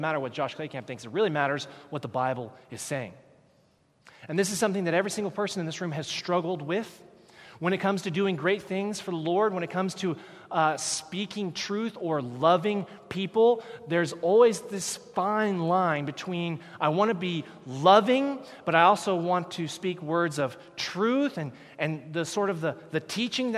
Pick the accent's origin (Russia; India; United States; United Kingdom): United States; moved away as an adult; now in Canada; I am from the United States